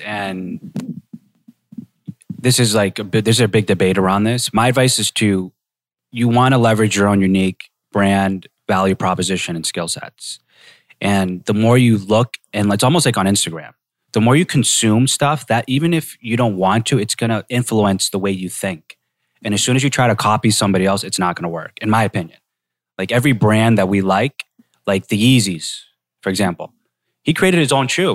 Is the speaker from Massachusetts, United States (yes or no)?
yes; Boston, Massachusetts, United States; where I grew up in Boston.